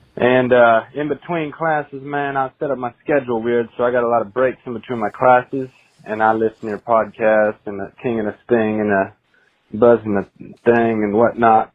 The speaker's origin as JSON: {"language": "English", "region": "California", "country": "United States", "said": "I'm from California"}